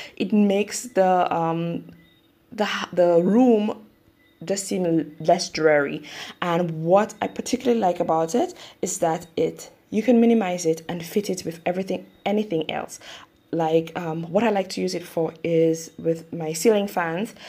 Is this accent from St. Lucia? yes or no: yes; St. Lucia; I am from the Caribbean, St. Lucia specifically.